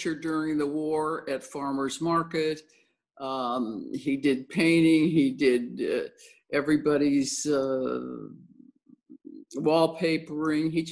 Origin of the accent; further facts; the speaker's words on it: Los Angeles, California, United States; also born or lived in Pennsylvania; I moved out here from Pennsylvania when I was 5 years old to Los Angeles